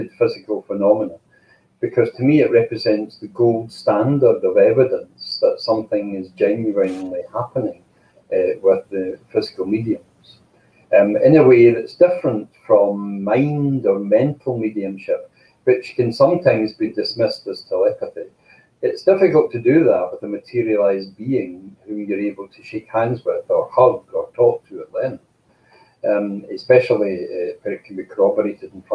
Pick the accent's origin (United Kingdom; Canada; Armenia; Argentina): United Kingdom; Scotland; I'm Scottish and proud of it